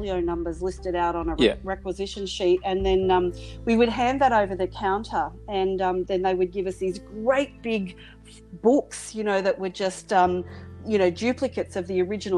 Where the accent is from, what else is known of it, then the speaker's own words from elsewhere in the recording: Sunshine Coast hinterland, Queensland, Australia; I was very much country girl, so I grew up in Sunshine Coast sort of hinterland, so in around Glasshouse Mountains and, you know, Caboolture and Woodford, Kilcoy